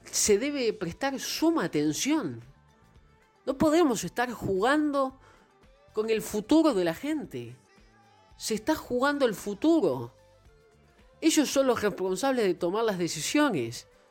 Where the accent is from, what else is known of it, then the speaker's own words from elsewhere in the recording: Buenos Aires, Argentina; soy argentino, nací en Buenos Aires